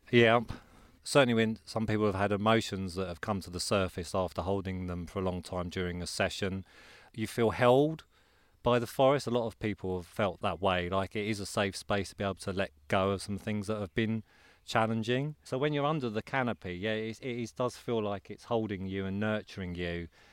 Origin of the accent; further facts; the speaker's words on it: Croydon, London, United Kingdom; I'm from Croydon in Surrey.